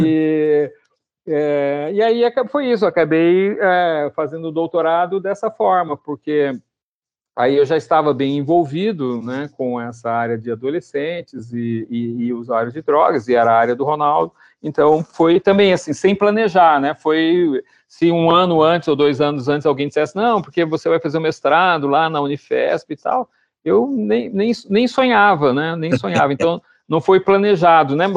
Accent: Londrina, Paraná, Brazil; moved away as an adult; now in Curitiba, Brazil; eu que saí de Londrina

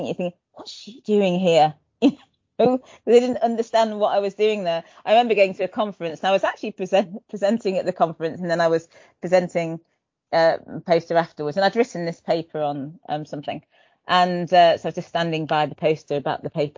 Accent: Manchester, North West England, United Kingdom; I was born in Manchester, so I was born and bred in Britain from Nigerian parents

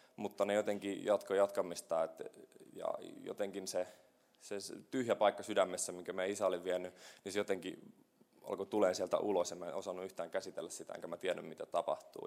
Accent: Kokkola, Central Ostrobothnia, Finland; moved away as an adult; also born or lived in Helsinki; sinä päivänä, kun mä muutin pois Kokkolasta, mulla oli mun kitara ja reppu ja mä olin semmoinen reissumies ja mä lähdin, äiti jäi itkemään ja poika lähti Hel- suureen Helsinkiin

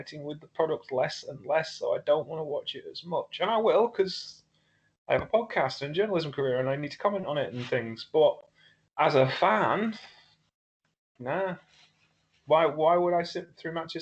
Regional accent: Lincolnshire, East Midlands, United Kingdom; I'm from Europe. I'm from Lincolnshire.

